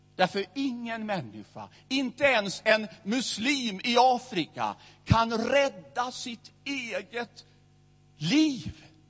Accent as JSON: {"language": "Swedish", "town": "Västerås", "region": "Västmanland", "country": "Sweden", "tie": "born or raised there", "said": "i Missionskyrkan i Västerås, där jag växte upp."}